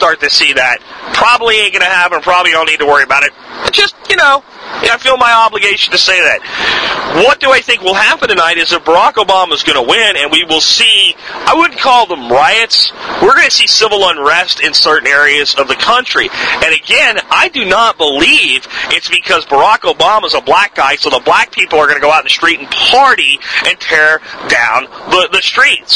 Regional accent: United States; as an American citizen

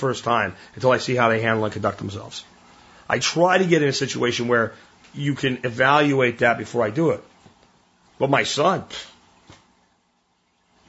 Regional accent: Texas, United States; Growing up in Texas

